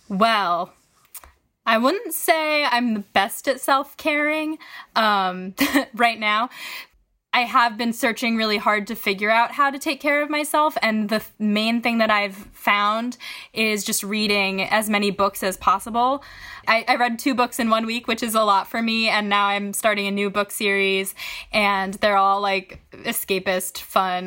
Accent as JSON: {"language": "English", "town": "Syracuse", "region": "New York", "country": "United States", "tie": "born or raised there", "moved": "as an adult", "lives_now": "Brooklyn, United States", "said": "I'm currently zooming from Syracuse, New York, but I live, big air quotes, in Brooklyn. Um, I just got out of the city as soon as possible to be with my family and my dog. So here I am in my childhood closet."}